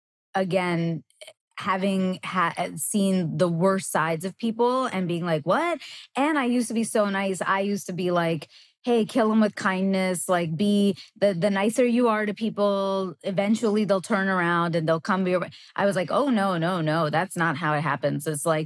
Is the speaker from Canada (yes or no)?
yes; Canada; moved away; also born or lived in New York; I'm Canadian